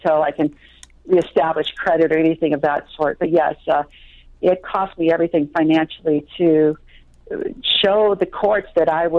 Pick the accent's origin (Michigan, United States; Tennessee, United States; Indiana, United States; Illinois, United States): Michigan, United States; Traverse City; the church that I grew up in Traverse City